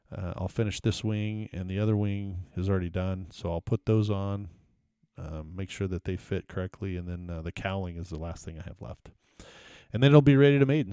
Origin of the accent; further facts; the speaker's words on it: Houston, Texas, United States; I grew up in Texas and, uh, every, I never had a white Christmas ever because e-, every, you know, every year, I, I grew up in Houston